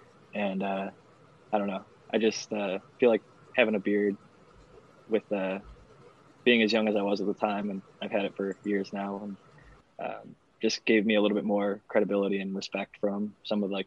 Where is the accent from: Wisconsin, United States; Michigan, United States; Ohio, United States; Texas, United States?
Ohio, United States; Northeast; now in California, United States; I grew up in Northeast Ohio